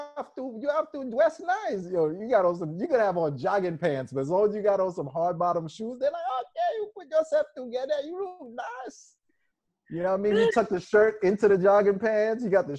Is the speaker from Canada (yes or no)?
yes; Toronto, Ontario, Canada; I'm from Toronto.